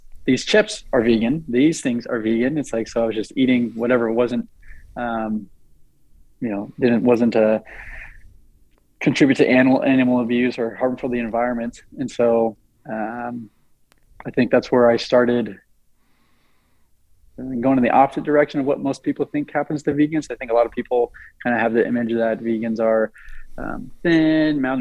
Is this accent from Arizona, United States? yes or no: no; Eugene, Oregon, United States; I'm from Eugene, Oregon